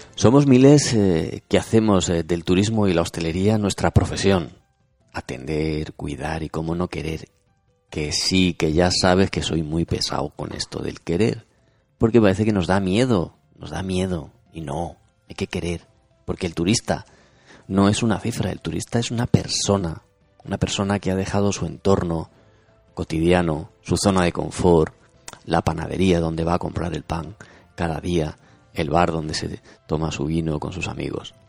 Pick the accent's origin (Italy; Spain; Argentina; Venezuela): Spain; nosotros somos españoles